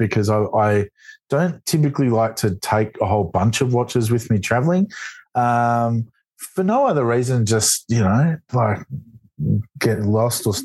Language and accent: English; Melbourne, Victoria, Australia; my hometown of Melbourne